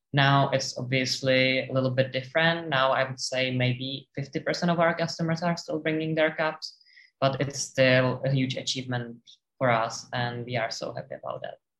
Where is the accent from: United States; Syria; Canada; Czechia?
Czechia; moved away as an adult; now in Sydney, Australia; we are from the Czech Republic and the country is landlocked